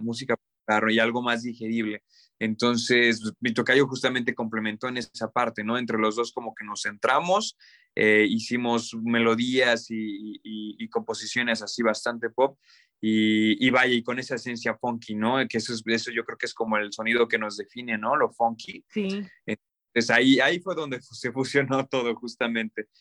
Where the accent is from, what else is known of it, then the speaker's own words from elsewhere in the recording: Cuernavaca, Morelos, Mexico; moved away as an adult; now in Mexico City, Mexico; nosotros somos de Cuernavaca, Morelos